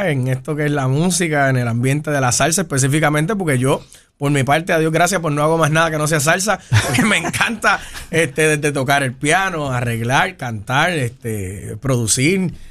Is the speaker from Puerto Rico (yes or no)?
yes; Carolina, Puerto Rico; De Carolina, de Carolina.